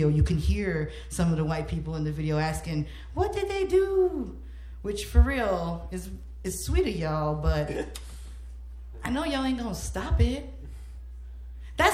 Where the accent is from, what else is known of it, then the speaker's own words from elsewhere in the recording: Chicago, Illinois, United States; growing up in Homo Park